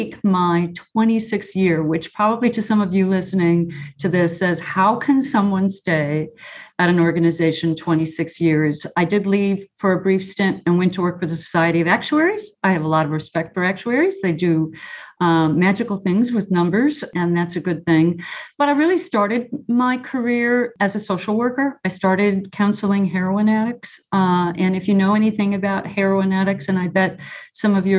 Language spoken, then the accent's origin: English; Chicago, Illinois, United States; anyone growing up in Chicago, if they're old enough, would remember the show. It's Bozo Circus. And, you know, when I was a bluebird, I went to Bozo Circus